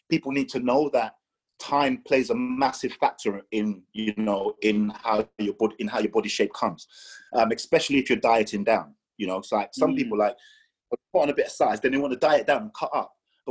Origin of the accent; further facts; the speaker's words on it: Nigeria; I'm Nigerian.